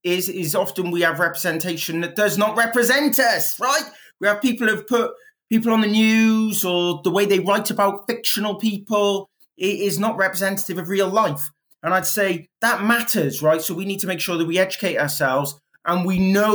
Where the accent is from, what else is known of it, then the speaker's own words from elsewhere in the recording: Wales, United Kingdom; I'm Welsh